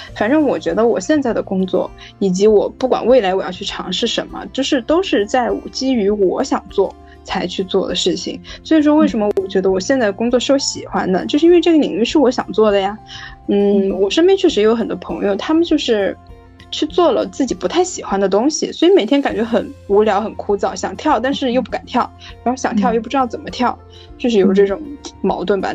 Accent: Guiyang, Guizhou, China; moved away as an adult; now in Beijing, China; 我上大学以后就没有在贵阳了。然后所以我就觉得这个地方，虽然它是我的家乡

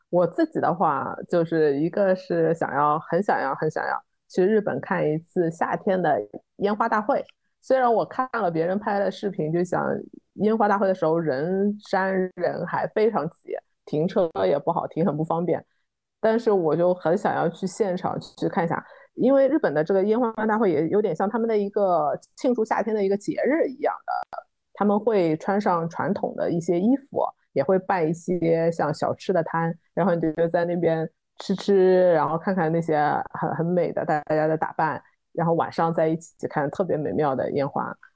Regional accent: Shanghai, China; 我们自己在上海长大的这一代的弄堂的很多纳凉技艺

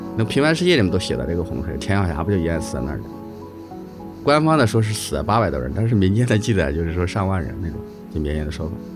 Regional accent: Ankang, Shaanxi, China; moved away as an adult; now in Beijing, China; 我老家出生的地方呢，在它中部的一个山梁子上。那个山梁子呢，就是第二道山梁子

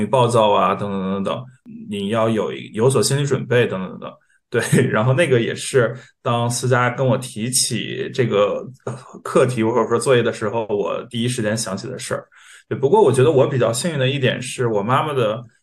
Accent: Northeast China, China; 因为我老家也是东北的

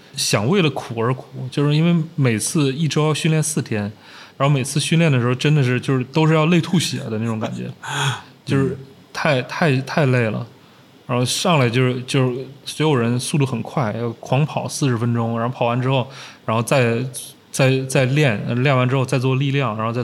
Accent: Changchun, Jilin, China; now in Beijing, China; 小的时候在长春、在家那儿

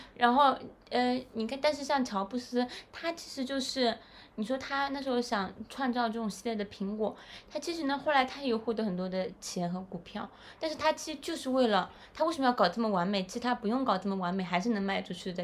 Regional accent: China; now in Shanghai, China; 我们中国人

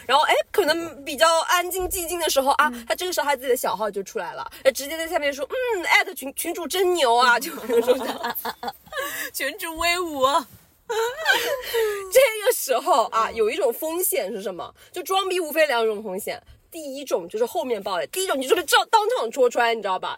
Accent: China; 作为大陆人的我

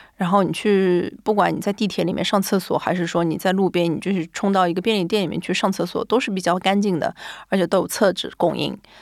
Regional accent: China; moved away as an adult; also born or lived in Japan; now in Tokyo, Japan; 就只有我一个中国人

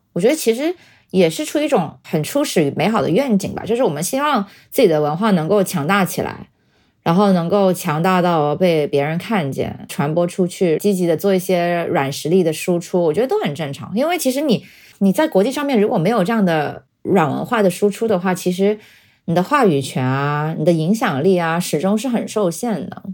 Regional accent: China; 我作为中国人的这个 self identity 是最强的

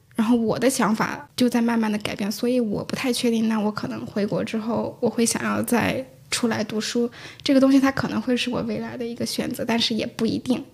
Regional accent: Hunan, China; moved away as an adult; now in London, United Kingdom; 其实我是出生在湖南那个农村，但是那个时候就是是有计划生育的，所以我其实除了有个哥哥，还有一个姐姐，所以我从小是感受到比较严重的重男轻女的

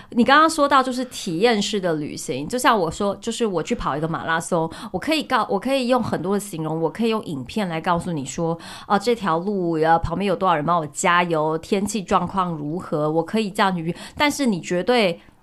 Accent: Taiwan; moved away as an adult; also born or lived in Hong Kong / Europe; 我从小只在就是台湾长大读书嘛，嗯。然后我是读完大学我才出国读书，可是我在欧洲读书

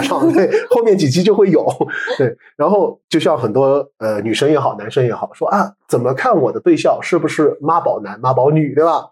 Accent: China; 我们中国人

